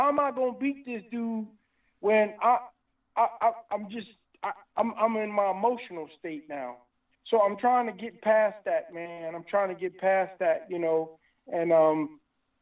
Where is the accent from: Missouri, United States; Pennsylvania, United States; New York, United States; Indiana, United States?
Indiana, United States; Indianapolis; moved away as an adult; now in California, United States; my hometown, Indianapolis.